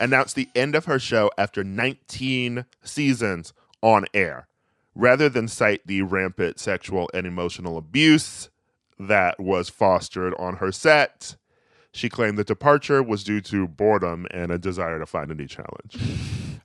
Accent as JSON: {"language": "English", "town": "Milwaukee", "region": "Wisconsin", "country": "United States", "moved": "yes", "said": "I'm from Milwaukee."}